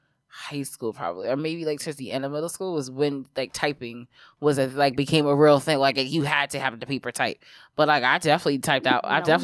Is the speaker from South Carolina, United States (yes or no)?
no; New York City, New York, United States; also born or lived in Brooklyn / Harlem; when we moved from Brooklyn to Harlem